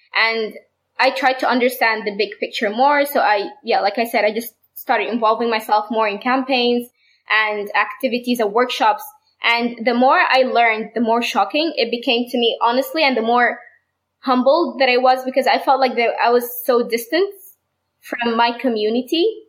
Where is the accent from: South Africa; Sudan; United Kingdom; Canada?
Sudan; I'm from Sudan